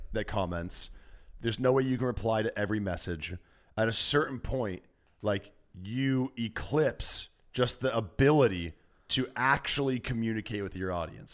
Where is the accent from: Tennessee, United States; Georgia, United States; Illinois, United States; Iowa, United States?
Iowa, United States; now in Los Angeles, United States; I'm from Iowa